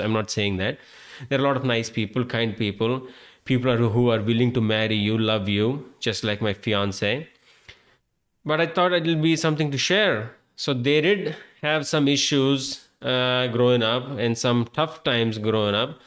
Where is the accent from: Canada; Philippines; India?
India; moved away as an adult; I'm Indian and I sound like an I T specialist.